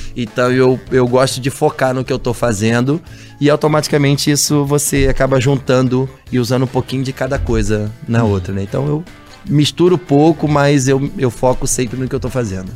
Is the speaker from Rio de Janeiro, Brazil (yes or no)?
yes; Rio de Janeiro, Brazil; also born or lived in Nova Iguaçu; eu sou nascido em Nova Iguaçu, na Baixada Fluminense do Rio de Janeiro, e fui morar no Vidigal